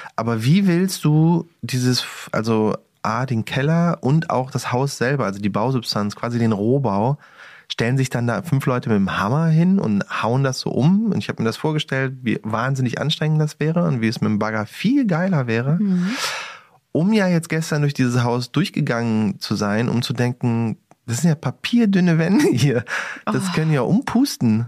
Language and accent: German; Cologne, North Rhine-Westphalia, Germany; Ich komme ja aus Köln